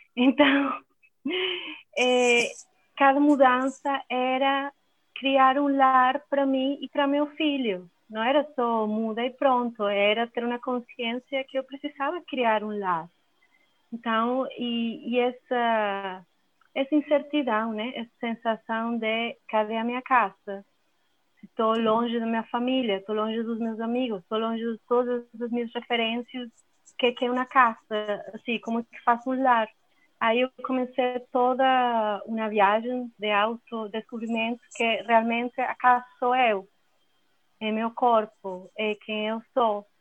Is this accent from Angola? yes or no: no; Venezuela; Portuguese is a second language; moved away as an adult; also born or lived in Belo Horizonte, Brazil / Buenos Aires, Argentina / Poland; now in Portugal; eu sou venezuelana, como o Breno falou. E é, a minha família é da Itália, então eu sou primeira geração nascida lá na Venezuela.